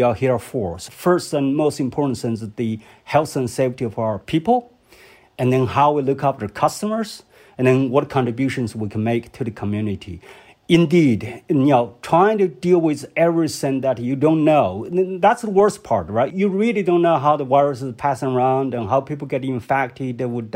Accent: Hubei, China; moved away; my hometown, Hubei province

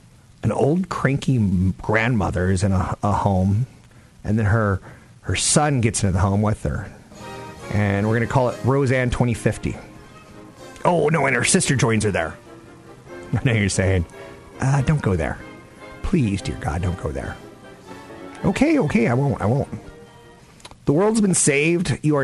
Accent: California, United States; I'm a hippie from California.

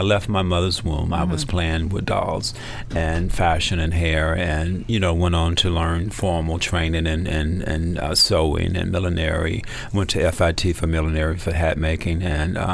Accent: Atlanta, Georgia, United States; I'm from Atlanta originally

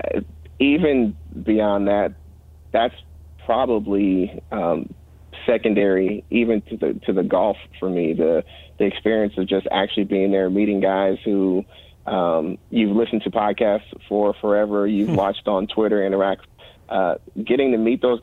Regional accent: Sacramento, California, United States; also born or lived in Sunnyvale / Oakland; I grew up in Sacramento, born and raised there, but used to live in Sunnyvale and Oakland

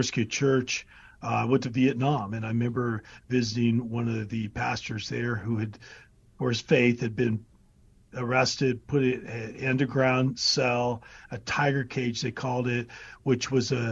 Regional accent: United States; who am I as an American?

